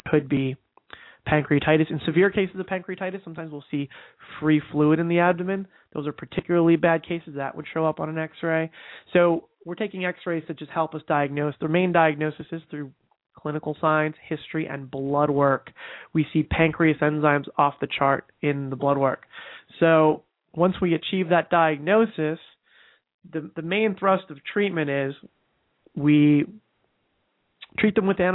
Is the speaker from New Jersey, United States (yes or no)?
yes; New Jersey, United States; I'm from New Jersey